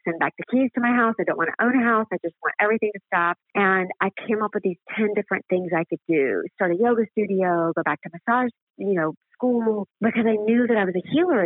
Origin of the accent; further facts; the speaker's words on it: the South, United States; I was raised in the South, so it's Bible Belt and Baptist